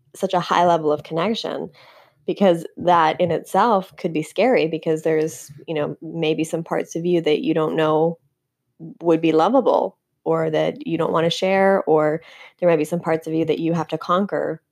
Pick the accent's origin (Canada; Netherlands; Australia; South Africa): Canada; moved away as an adult; now in United States; I'm from Canada.